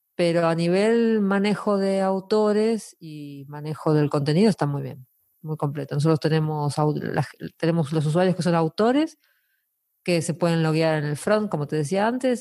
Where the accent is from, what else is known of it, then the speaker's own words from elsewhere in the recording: Argentina; now in Asturias, Spain; los argentinos nos conocemos todos.